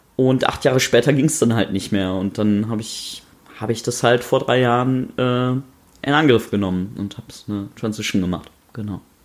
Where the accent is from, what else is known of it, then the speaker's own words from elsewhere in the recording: North Rhine-Westphalia, Germany; ich bin in Nordrhein-Westfalen aufgewachsen, irgendwo auf dem Land